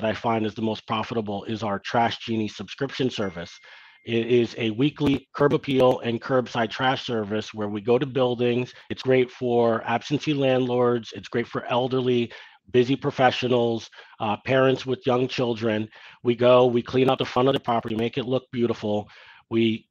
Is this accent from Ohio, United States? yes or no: no; New York City, New York, United States; Growing up in Ditmas Park